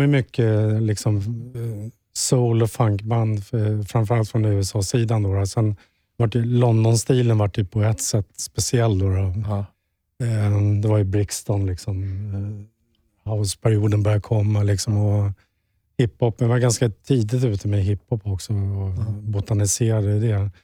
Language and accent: Swedish; Stockholm, Stockholm County, Sweden; moved away as an adult; now in Sundbyberg, Sweden; Vårberg, vilket är mina hoods från ja. början. Skärholmen med Vårberg.